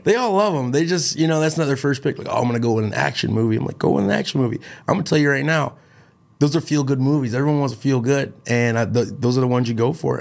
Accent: Chicago, Illinois, United States; from Chicago.

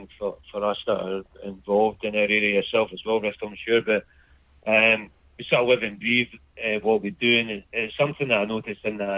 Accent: Scotland, United Kingdom; moved away as an adult; now in Australia; growing up in Scotland in the 70s and 80s

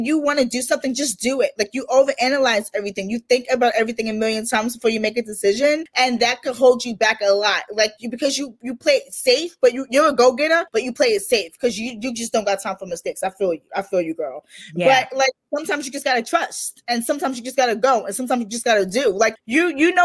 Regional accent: New York, United States; I'm from New York

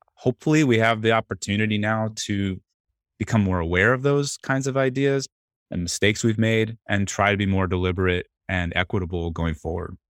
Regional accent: Atlanta, Georgia, United States; I grew up in Atlanta.

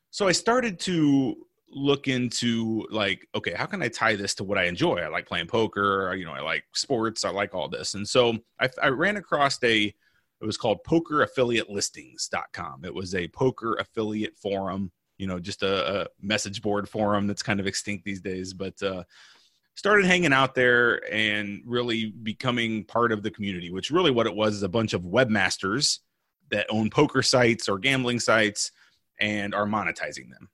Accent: Illinois, United States; now in Orlando, United States; I'm originally from Illinois. I live in Orlando, Florida now.

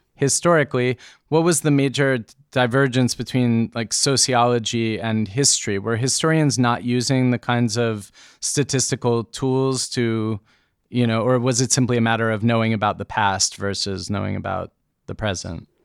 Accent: United States; growing up in America

